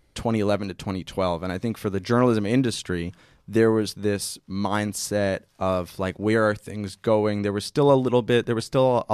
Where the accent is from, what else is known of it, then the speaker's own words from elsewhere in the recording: New York, United States; So I'm from Westchester.